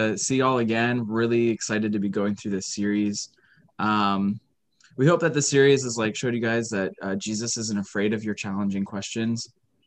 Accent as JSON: {"language": "English", "country": "United States", "said": "we are all American."}